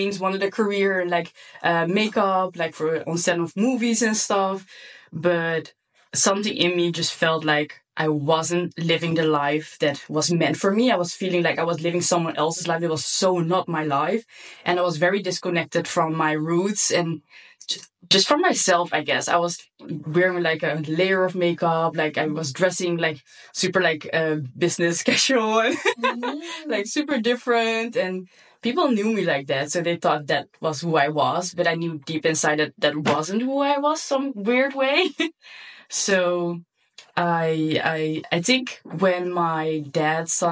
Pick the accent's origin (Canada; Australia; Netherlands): Netherlands; English is a second language; also born or lived in Curaçao; I'm born in Curaçao, which is like a super small island just above Venezuela. It's from the Dutch kingdom. And when I was 5 years old, I moved to the Netherlands